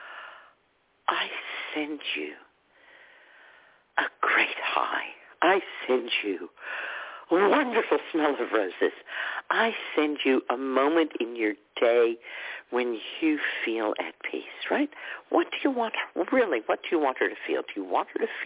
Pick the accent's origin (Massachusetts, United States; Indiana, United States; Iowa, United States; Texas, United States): Texas, United States; I grew up in Texas with holy rollers and snake